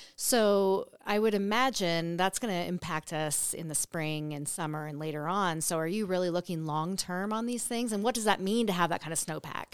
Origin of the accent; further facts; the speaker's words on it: North Coast, California, United States; now in Nevada, United States; I grew up on the coast in California, the North Coast